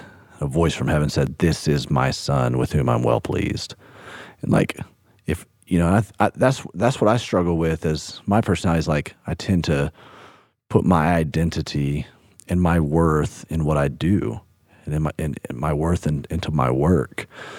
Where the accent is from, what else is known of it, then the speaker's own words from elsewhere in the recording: Birmingham, Alabama, United States; Hey, you know, I grew up in Birmingham, Alabama. So country music through and through.